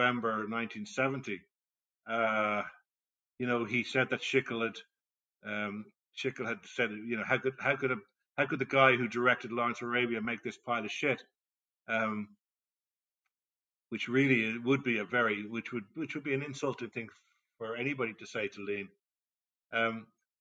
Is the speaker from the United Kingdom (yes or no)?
no; Ireland; as an Irishman